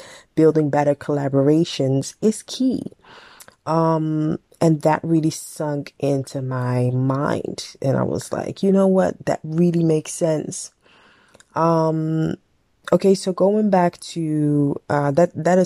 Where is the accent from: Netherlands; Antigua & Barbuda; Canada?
Netherlands; also born or lived in Ghana (ancestry); African girl, growing up in the West with my language, my upbringing, and all of that.